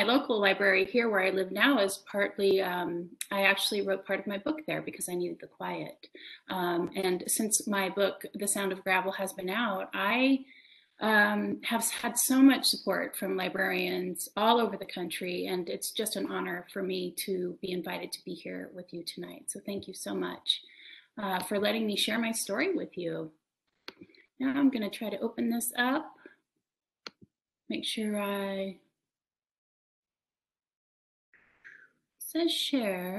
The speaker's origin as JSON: {"language": "English", "town": "Colonia LeBarón", "region": "Chihuahua", "country": "Mexico", "tie": "born or raised there", "also_born_or_lived": "California", "moved": "yes", "said": "I grew up in Colonial LeBaron, a small pioneer-like farming community in the countryside of Chihuahua, Mexico"}